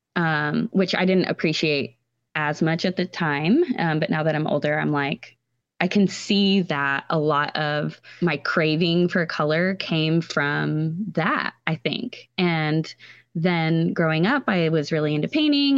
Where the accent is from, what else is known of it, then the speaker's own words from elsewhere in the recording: Texas Hill Country, United States; I grew up in Texas, um, in the hill country